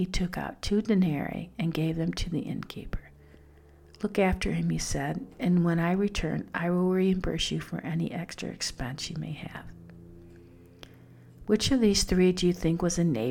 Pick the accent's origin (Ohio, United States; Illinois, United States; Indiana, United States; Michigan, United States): Michigan, United States; Detroit; I grew up in Detroit in an unsafe neighborhood.